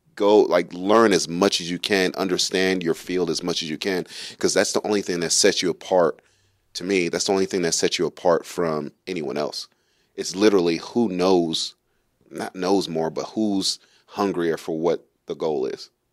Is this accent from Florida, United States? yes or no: no; New York City, New York, United States; moved away; also born or lived in Kentucky; I grew up in Brooklyn, New York. It's pretty rough. Um, I also grew up in some other places in Kentucky